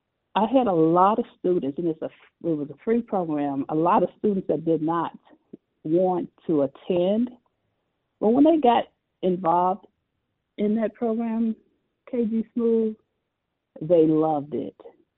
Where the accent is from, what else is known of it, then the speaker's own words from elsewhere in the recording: Chicago, Illinois, United States; So I grew up on the south side of Chicago, and it was a wonderful experience.